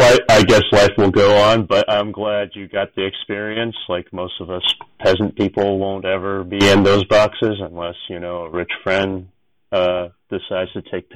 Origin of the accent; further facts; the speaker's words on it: San Francisco Bay Area, California, United States; moved away; Like that's where I grew up in the San Francisco Bay Area, so I grew up with the A's and the Giants